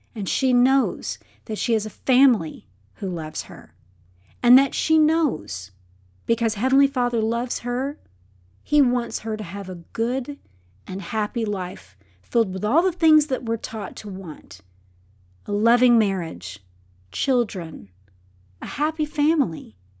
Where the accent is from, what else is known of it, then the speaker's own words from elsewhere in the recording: Texas, United States; I'm from Texas